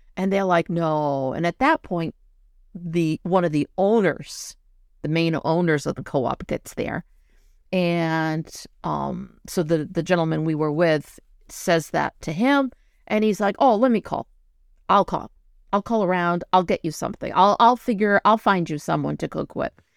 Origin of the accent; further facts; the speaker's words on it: São Miguel, Azores, Portugal; I come from San Miguel. It's the island, the green island